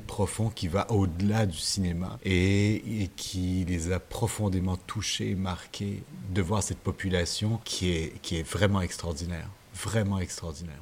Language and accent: French; Montreal, Quebec, Canada; chez moi à Montréal